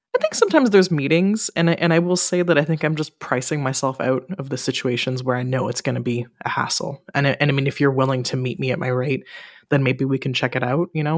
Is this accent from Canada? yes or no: yes; Ottawa, Ontario, Canada; now in Montreal, Canada; my hometown, so in Ottawa